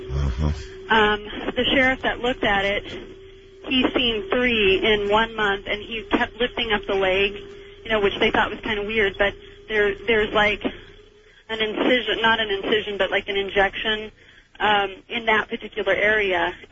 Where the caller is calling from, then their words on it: Montana, United States; Um, I'm calling from Montana, and I need some information.